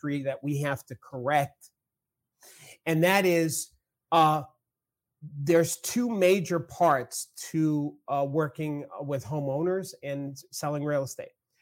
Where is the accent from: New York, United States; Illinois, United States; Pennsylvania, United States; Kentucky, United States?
New York, United States; accent: New York; I use my New York thing, my accent